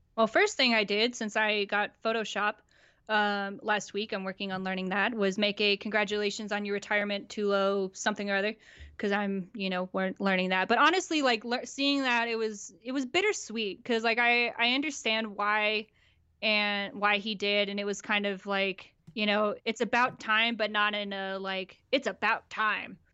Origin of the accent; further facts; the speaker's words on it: Denver, Colorado, United States; also born or lived in Phoenix, Arizona / Flagstaff, Arizona; born in Phoenix and then moved to Denver in two thousand and gr-, like, grew up here, grew up with the Rockies and the Broncos